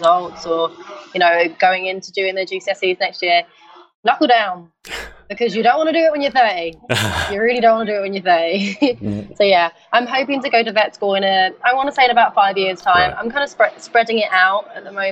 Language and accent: English; London, United Kingdom; growing up in East London where I grew up